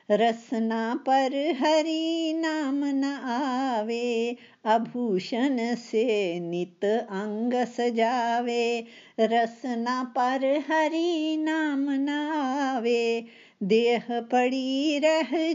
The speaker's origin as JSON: {"language": "Hindi", "town": "Pathankot", "region": "Punjab", "country": "India", "said": "पठानकोट से हूँ मैं रिटायर्ड लेक्चरर हूँ"}